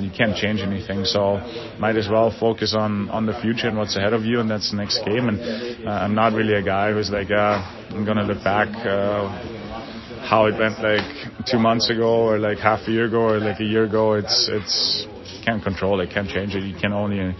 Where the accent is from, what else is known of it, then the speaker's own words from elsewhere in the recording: Bavaria, Germany; now in Seattle, United States; my Bavarian flag, German flag, to not forget like where I grew up and where my hometown is